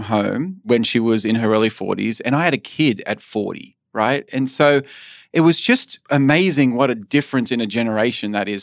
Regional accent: Australia; moved away as an adult; also born or lived in San Francisco / Illinois; So I moved away from Australia when I was eighteen

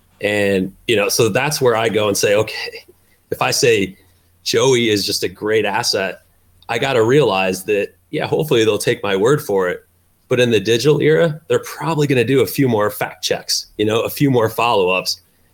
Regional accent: Midwest, United States; I grew up in the Midwest. So every Little League team that I ever played for, you know, was sponsored by a local insurance agent

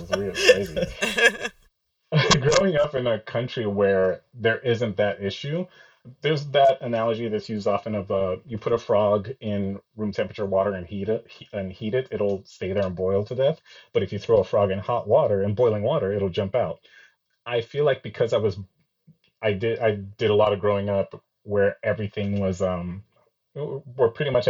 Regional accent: Nigeria; now in United States; I feel like I'm both Nigerian and American.

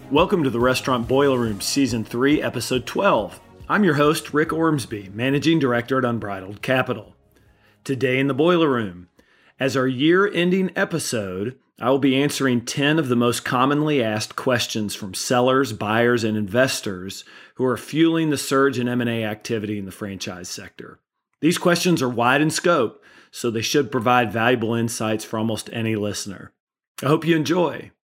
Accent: Kentucky, United States; moved away; I'm originally from Kentucky

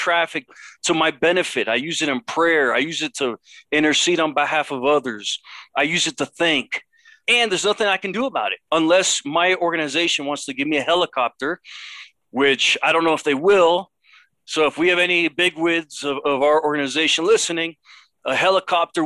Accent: Miami, Florida, United States; moved away as an adult; also born or lived in Los Angeles, California; now in Mexico City, Mexico; I was born in Los Angeles. I was raised in Miami.

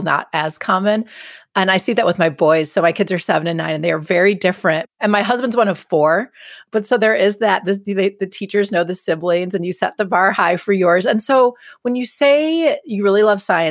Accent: Glendale, Wisconsin, United States; that's where I grew up.

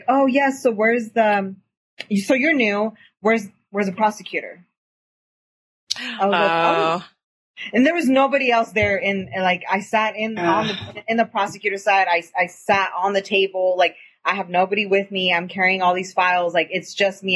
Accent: Eastern Washington, United States; I'm from Eastern Washington

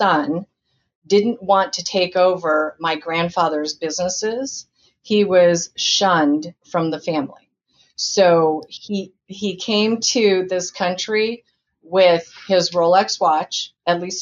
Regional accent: Indiana, United States; now in Orange County, United States; I was born in Indiana

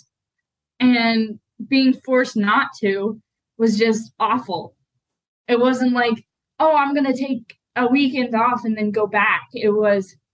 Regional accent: Arizona, United States; moved away; I was born and raised in Arizona

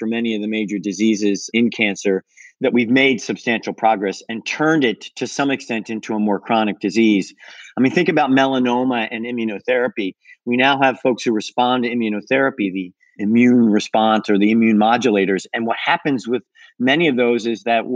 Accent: Philadelphia, Pennsylvania, United States; I grew up in Pennsylvania and the suburbs of Philadelphia.

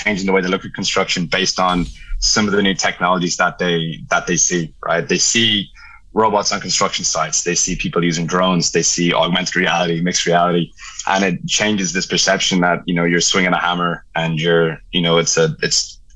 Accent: Ireland; accent: Irish; moved away as an adult; also born or lived in Dublin, Ireland; now in Dallas, United States; I'm Irish, right? You can tell by my accent.

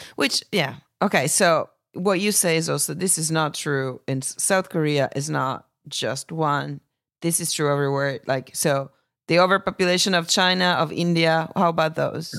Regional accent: Italy; my home country

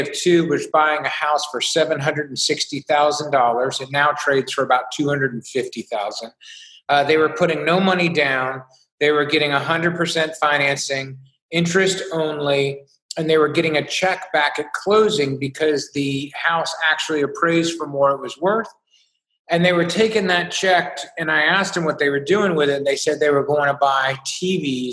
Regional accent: Beaufort, South Carolina, United States; I was from a small coastal town in South Carolina called Beaufort

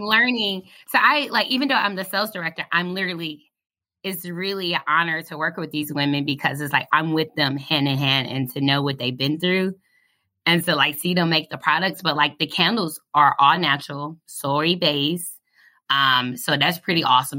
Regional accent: Detroit, Michigan, United States; moved away as an adult; now in Kentucky, United States; I'm from Detroit, Michigan.

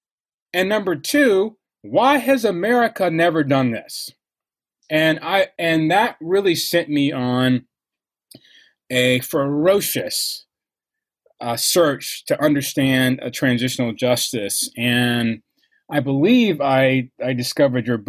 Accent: Atlanta, Georgia, United States; as an African American who was raised in the South, I'm from Atlanta. I was raised by the people who knew King. I'm from that community in Atlanta.

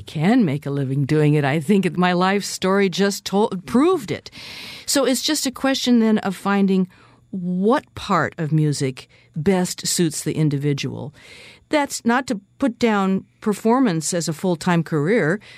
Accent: Seattle, Washington, United States; I was born and raised in West Seattle, Washington, on the beach, actually

